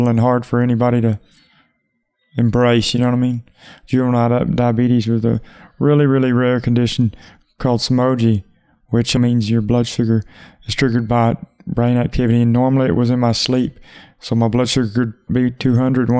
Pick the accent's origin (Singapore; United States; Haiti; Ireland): United States; Texas; also born or lived in McKinney, Texas; I was born in McKinney, Texas, Collin County. Where was I raised? Pretty much anywhere you can think of in Texas, I've been there